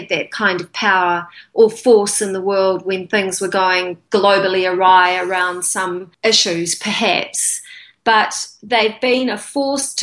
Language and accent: English; New Zealand; I grew up in New Zealand that was anti-American